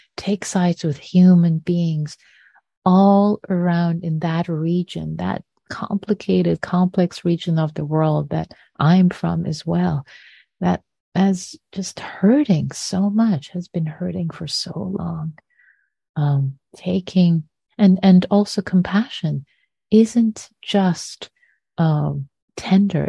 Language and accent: English; Tehran, Tehran Province, Iran; moved away; when I was growing up in Iran, I lived through the bombing of Tehran in the Iran Iraq War.